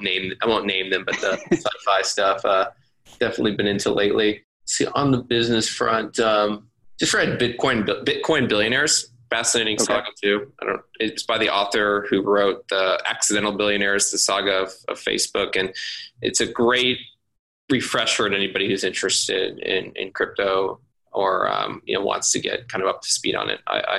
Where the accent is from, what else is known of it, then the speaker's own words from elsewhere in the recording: Austin, Texas, United States; I was super fortunate that I grew up in Austin